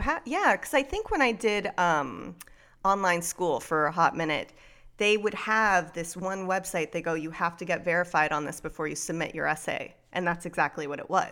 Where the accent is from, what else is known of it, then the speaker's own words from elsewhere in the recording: South Florida, United States; I grew up in South Florida